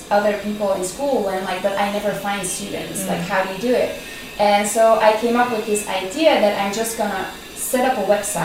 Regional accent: Belgium; moved away; also born or lived in Netherlands; I'm originally from Belgium

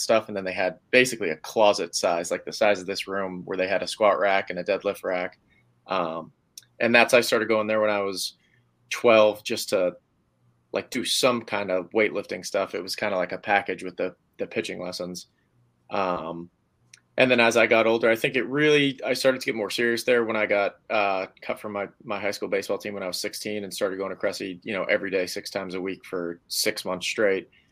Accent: Hudson, Massachusetts, United States; I grew up in Hudson

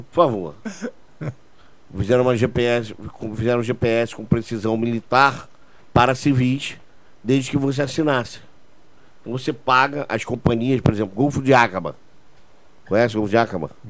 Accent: Portugal; Eu sou português, tenho dupla nacionalidade.

